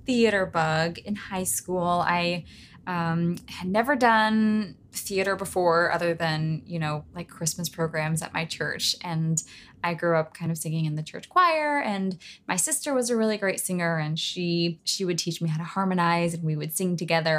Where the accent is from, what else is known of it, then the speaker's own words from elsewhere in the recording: Knoxville, Tennessee, United States; high school in my hometown of Knoxville